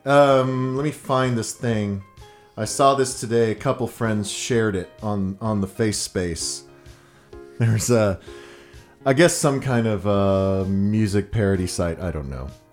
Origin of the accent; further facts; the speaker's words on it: Texas, United States; I was from Texas